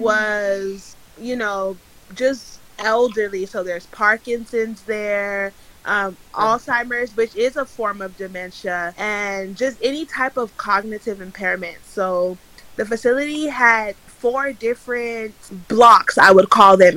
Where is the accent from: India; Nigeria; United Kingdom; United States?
Nigeria; I'm Nigerian